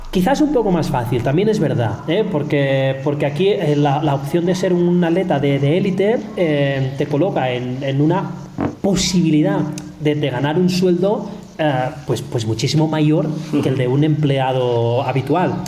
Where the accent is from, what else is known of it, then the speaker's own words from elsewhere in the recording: Spain; now in Kenya; los españoles somos muy españoles